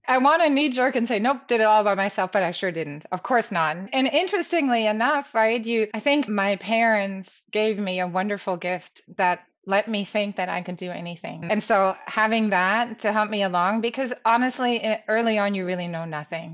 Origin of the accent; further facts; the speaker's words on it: Germany; moved away; I grew up in Germany